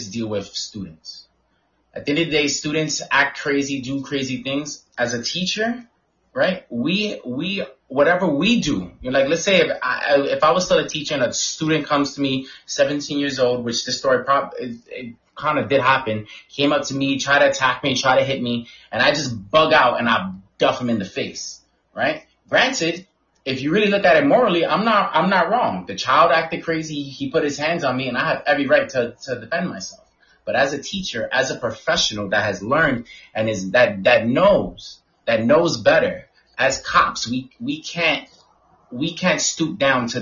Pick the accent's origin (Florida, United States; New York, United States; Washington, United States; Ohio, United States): New York, United States; New York City; Growing up in the Bronx